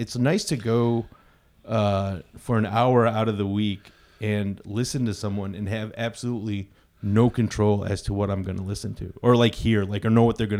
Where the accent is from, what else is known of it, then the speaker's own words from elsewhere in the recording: Farmington Hills, Michigan, United States; And I said Farmington Hills.